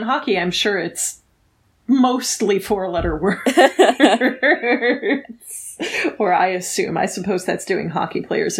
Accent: United States; I'm born and raised in America, but I've lived abroad and I've traveled abroad a fair amount.

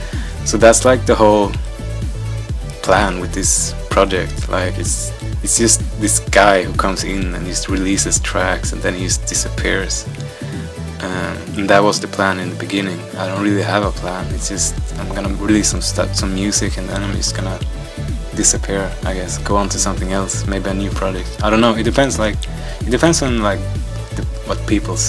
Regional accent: Stockholm, Stockholm County, Sweden; I'm originally from Stockholm, Sweden

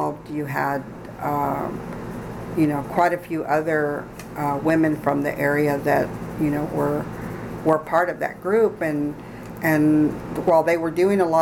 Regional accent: San Marcos, Texas, United States; I grew up here in San Marcos, which was at the time probably about 60% Hispanic

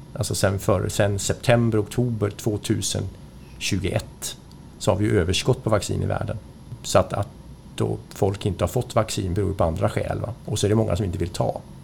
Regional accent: Sweden; Som svensk

